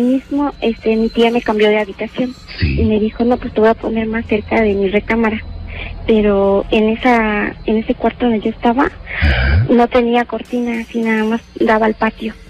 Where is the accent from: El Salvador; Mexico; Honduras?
Mexico; Guerrero; moved away; also born or lived in Mexico City; Yo soy del estado de Guerrero